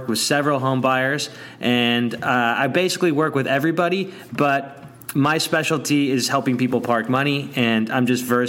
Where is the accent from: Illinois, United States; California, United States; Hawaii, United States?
California, United States; Malibu; I grew up in Malibu.